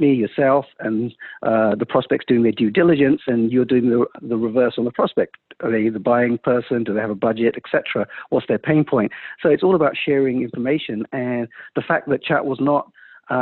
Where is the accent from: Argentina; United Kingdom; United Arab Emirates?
United Kingdom; London; moved away as an adult; also born or lived in India; now in Silicon Valley, United States; I was born in India, moved to London when I was three